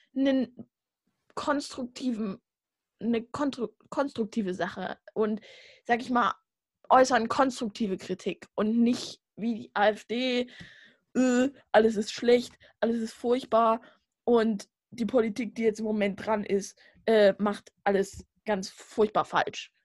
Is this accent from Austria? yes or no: no; Saxony, Germany; ich komme aus Sachsen, oh, aus dem braunen Winkel